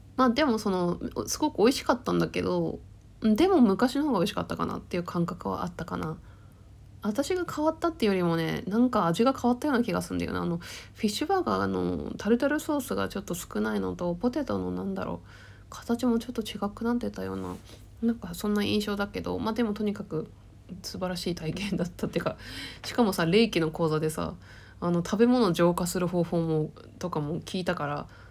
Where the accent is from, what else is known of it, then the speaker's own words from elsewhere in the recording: Tohoku, Akita, Japan; moved away; 自分も、だって東北生まれで、秋田、田舎のさ、生まれててさ